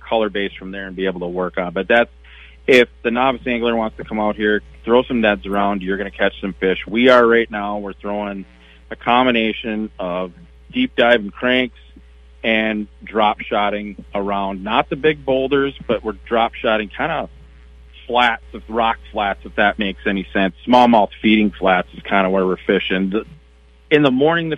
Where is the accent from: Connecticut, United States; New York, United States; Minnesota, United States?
Minnesota, United States; Chisago City; also born or lived in Mille Lacs, Minnesota; I'm from Chisago, and I grew up on Green Lake there